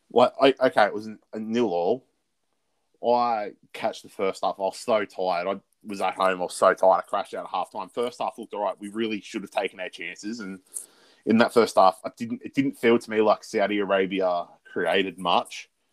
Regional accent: Australia; being Australian football fans

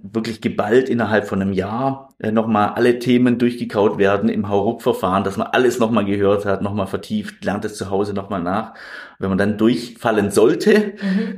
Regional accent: Überlingen, Baden-Württemberg, Germany; also born or lived in Konstanz; ich bin in Überlingen am Bodensee aufgewachsen

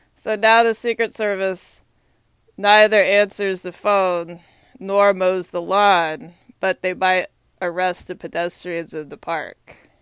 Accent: Texas, United States; now in Washington, D.C., United States; I'm from Texas

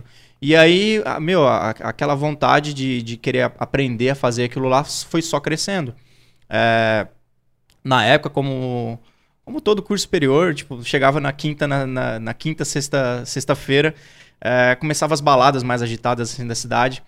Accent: Campo Grande, Mato Grosso do Sul, Brazil; eu sou natural de Campo Grande, Mato Grosso do Sul

